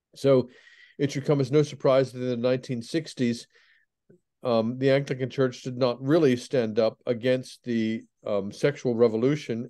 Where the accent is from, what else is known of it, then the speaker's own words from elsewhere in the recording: Pennsylvania, United States; moved away as an adult; also born or lived in England; I was brought up in Pennsylvania in an evangelical, uh, Protestant home